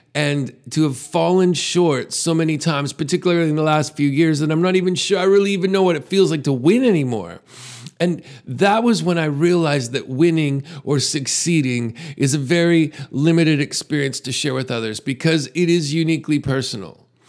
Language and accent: English; Canada; As a Canadian